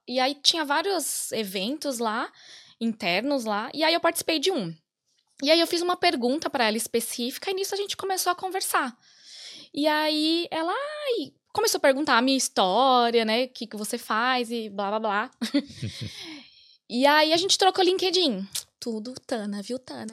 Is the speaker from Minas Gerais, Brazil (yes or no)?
no; São Paulo, Brazil; moved away as an adult; now in Ireland; a gente é de São Paulo